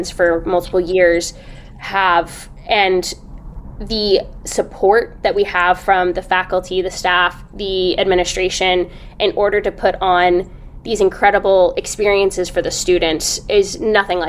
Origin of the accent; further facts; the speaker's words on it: Atlanta, Georgia, United States; moved away as an adult; was born and raised in Atlanta